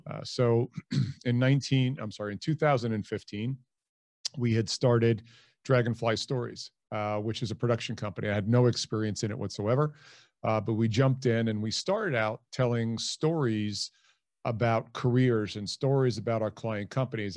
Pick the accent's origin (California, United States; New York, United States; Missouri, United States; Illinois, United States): New York, United States; Hicksville; moved away as an adult; also born or lived in Dayton, Ohio; I'm originally from Hicksville, New York, which is on Long Island. Uh, grew up there